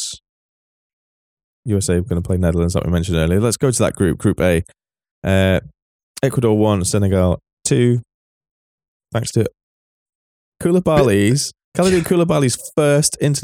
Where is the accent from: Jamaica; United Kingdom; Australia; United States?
United Kingdom; England; As an Englishman